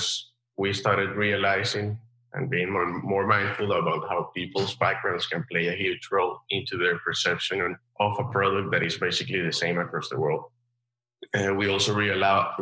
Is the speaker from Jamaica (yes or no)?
no; Colombia; moved away as an adult; also born or lived in London; Growing up in Colombia